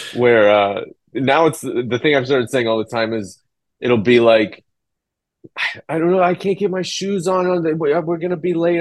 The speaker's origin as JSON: {"language": "English", "region": "Illinois", "country": "United States", "tie": "born or raised there", "moved": "yes", "said": "where I grew up in Illinois"}